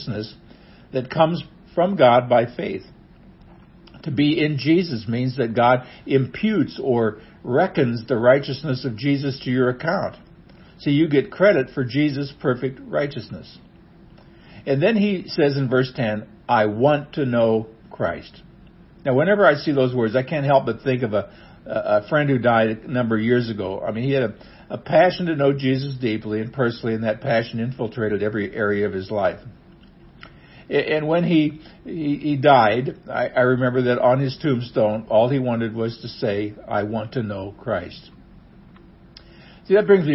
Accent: Nebraska, United States; now in Missouri, United States; I was born in Nebraska, and I'm proud to be a Husker.

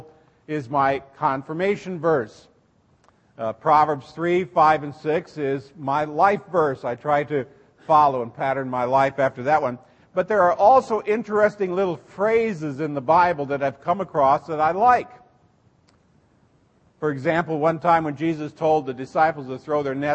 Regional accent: Seward, Nebraska, United States; I grew up in Seward, Nebraska, went to St. John's Lutheran grade school

